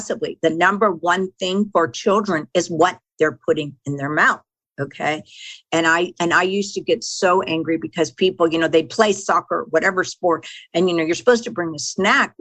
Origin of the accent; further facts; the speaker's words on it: Texas, United States; I grew up in Texas, and my mother was a fanatic about our food